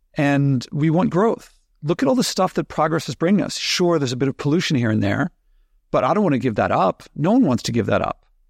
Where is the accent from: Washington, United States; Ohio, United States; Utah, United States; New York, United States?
New York, United States; As an American, as a New Yorker